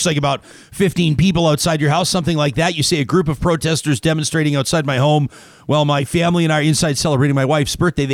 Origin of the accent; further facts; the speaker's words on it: Calgary, Alberta, Canada; now in Edmonton, Canada; Calgary is my hometown for what it's worth, but where I'm currently living here in Edmonton